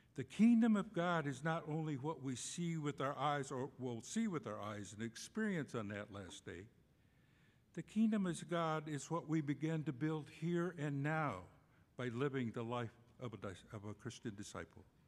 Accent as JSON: {"language": "English", "town": "Cochiti Pueblo", "region": "New Mexico", "country": "United States", "tie": "born or raised there", "moved": "yes", "said": "I was born and raised on the Cochiti Pueblo Indian Reservation in New Mexico"}